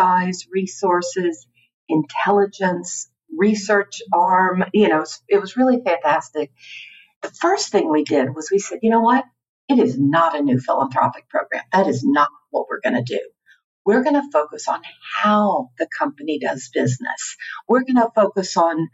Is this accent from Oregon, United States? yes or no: no; Houston, Texas, United States; moved away as an adult; also born or lived in Washington, D.C.; I'm from Houston, Texas originally